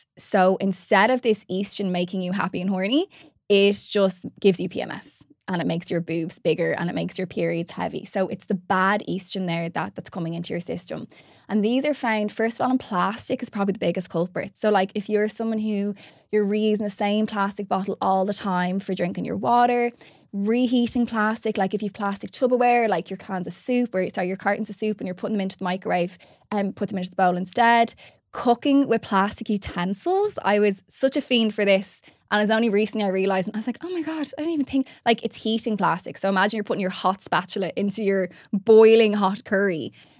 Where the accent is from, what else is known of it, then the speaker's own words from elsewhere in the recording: Ireland; Like, especially as Irish gals, we love our glam.